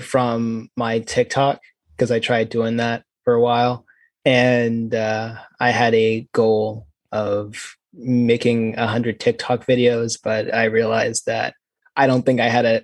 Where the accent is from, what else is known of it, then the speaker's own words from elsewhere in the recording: North Carolina, United States; I'm born and raised in North Carolina, probably mostly stayed here my whole life.